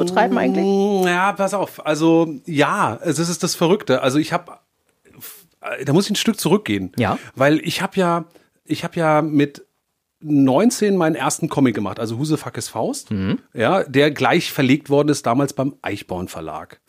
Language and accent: German; Darmstadt, Hesse, Germany; aus meiner Heimatstadt, wo ich aufgewachsen bin, in Darmstadt